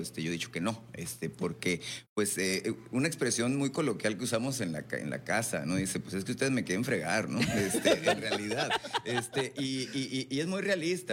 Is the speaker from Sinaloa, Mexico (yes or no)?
no; Sonora, Mexico; todos somos sonorenses